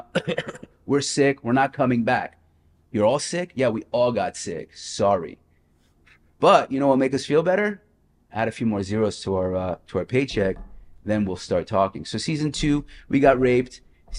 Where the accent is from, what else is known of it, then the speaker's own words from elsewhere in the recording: Las Vegas, Nevada, United States; I came from Las Vegas, where at 21 I was hustling